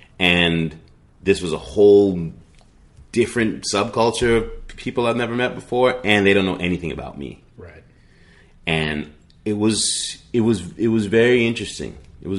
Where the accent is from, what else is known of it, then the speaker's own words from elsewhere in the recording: New York, United States; also born or lived in New England; And I'm a kid from New York and New England.